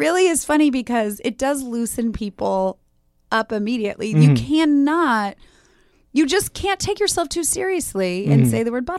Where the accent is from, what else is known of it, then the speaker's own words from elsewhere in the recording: Los Angeles, California, United States; But I grew up in LA.